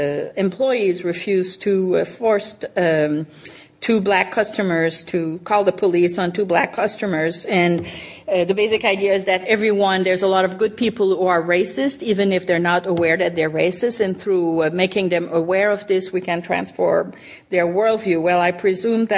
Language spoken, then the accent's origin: English; Canada; moved away; When I was growing up in Canada